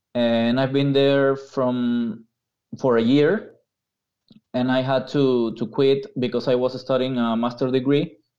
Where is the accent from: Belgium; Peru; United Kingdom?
Peru; English is a second language; I'm not North American, so English is not my first language.